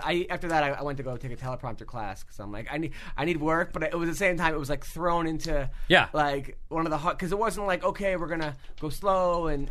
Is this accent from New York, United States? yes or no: yes; New York, United States; Yeah, from New York.